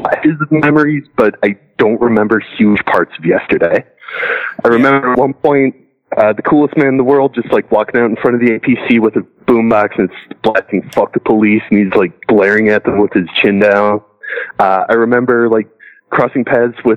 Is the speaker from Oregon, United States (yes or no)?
no; Toledo, Ohio, United States; here in my hometown